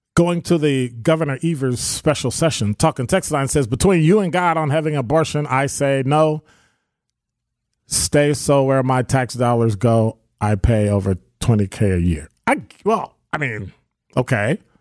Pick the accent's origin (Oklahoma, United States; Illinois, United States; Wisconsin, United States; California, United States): Wisconsin, United States; our sense of being a Wisconsinite